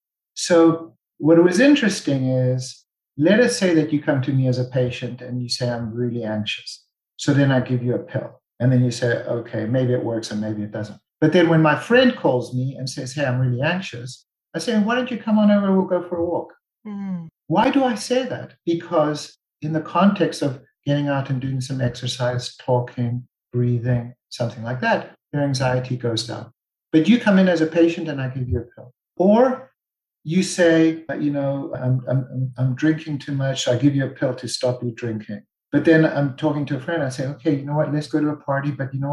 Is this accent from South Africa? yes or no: yes; South Africa; I'm South African.